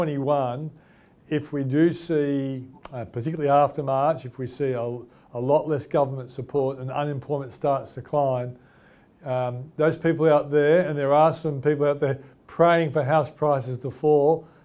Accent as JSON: {"language": "English", "country": "Australia", "said": "we Australians"}